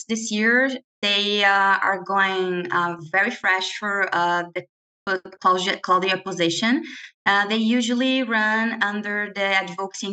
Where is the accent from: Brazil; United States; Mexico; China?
Brazil; moved away as an adult; now in London, Canada; I'm an international student from Brazil, and I've been here in London since August last year